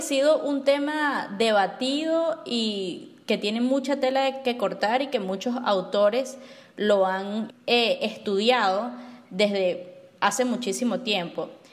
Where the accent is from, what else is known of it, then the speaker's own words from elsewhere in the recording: Barinas, Venezuela; moved away as an adult; also born or lived in United States; Yo crecí en Barinas